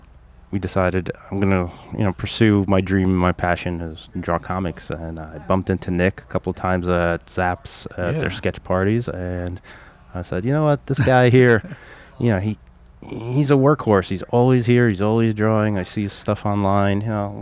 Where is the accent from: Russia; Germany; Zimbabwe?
Russia; moved away; I came originally from Russia, back in the 80s, early 80s.